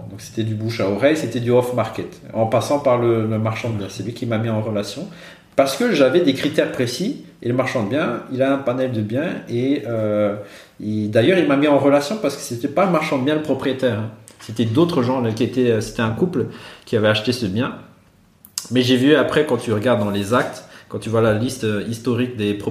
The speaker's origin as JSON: {"language": "French", "region": "Brussels", "country": "Belgium", "said": "Moi, j'ai dit, je venais de Bruxelles."}